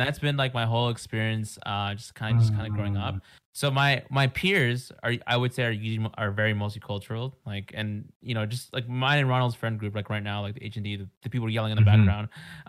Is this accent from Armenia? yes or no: no; Mexico; I know a lot of people think I'm South Asian, or sometimes some people think I'm actually Filipino. They ask that, but usually I'm like, hey, I'm Mexican